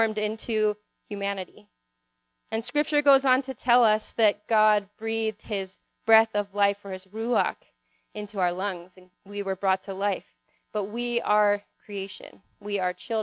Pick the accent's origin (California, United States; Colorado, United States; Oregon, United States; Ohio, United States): Oregon, United States; Salem; I grew up in Oregon in a little city called Salem, which is an hour drive from the coast